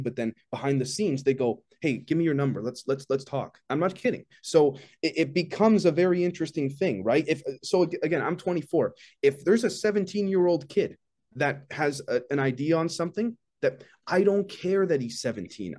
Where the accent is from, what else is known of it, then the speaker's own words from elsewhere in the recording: Canada; also born or lived in Toronto; I'm, I'm Canadian, based out of Toronto